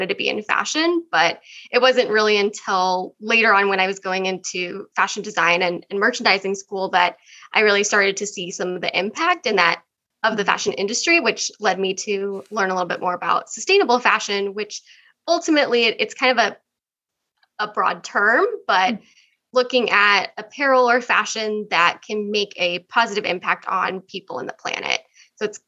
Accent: Oregon, United States; Born and raised in Oregon.

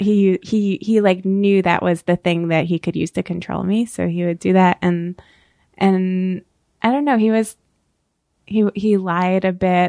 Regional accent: Orange County, New York, United States; now in New York City, United States; I grew up in Orange County, New York

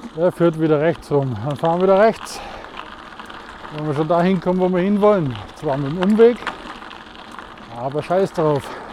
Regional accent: Swabia, Bavaria, Germany; accent: Swabian; wie ihr vielleicht an meinem Dialekt erkennt, ich komme aus dem Schwaberlindli

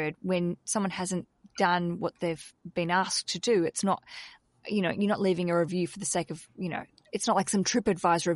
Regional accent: Australia; I'm an Aussie and we've got a bad reputation because in our country we don't really tip

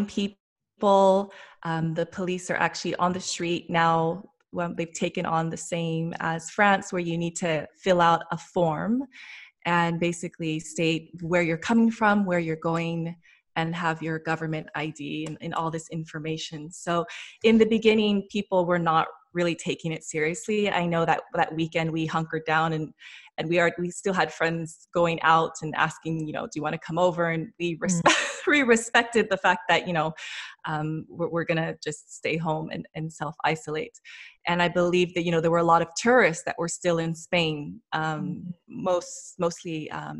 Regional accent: Los Angeles, California, United States; moved away; I'm from Los Angeles originally

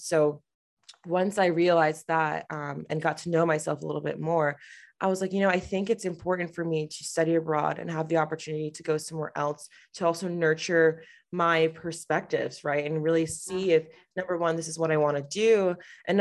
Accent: Connecticut, United States; I grew up in Connecticut

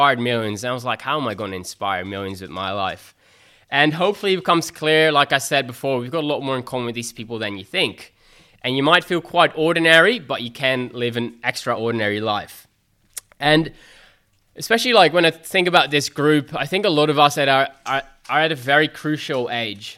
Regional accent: Netherlands; moved away as an adult; now in Australia; I'm originally from Holland

